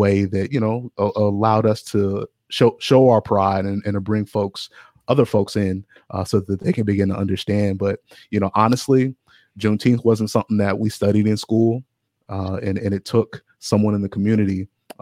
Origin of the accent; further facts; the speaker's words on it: Findlay, Ohio, United States; I grew up in Ohio as well. And I grew up in a small town, Northwest Ohio. And we had a Black Heritage Library in Findlay, Ohio.